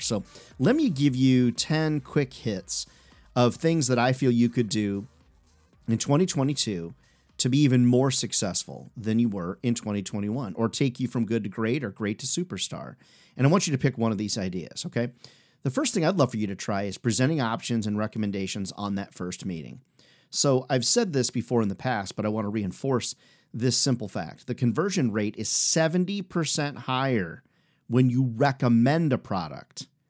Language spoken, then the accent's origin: English; Midwest, United States; also born or lived in Chicago / Iowa / Illinois; I grew up in the Midwest, Chicago, Iowa, Illinois